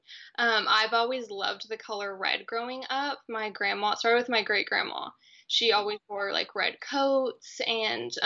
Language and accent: English; Texas, United States; born or raised there